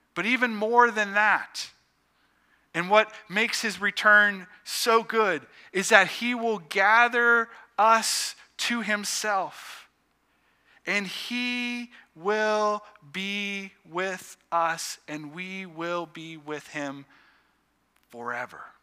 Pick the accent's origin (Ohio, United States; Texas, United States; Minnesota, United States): Ohio, United States; Youngstown; I grew up just outside of Youngstown, Ohio